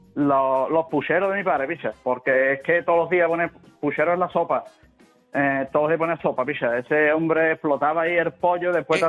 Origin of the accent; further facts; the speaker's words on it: Cádiz, Andalusia, Spain; Soy de Cádiz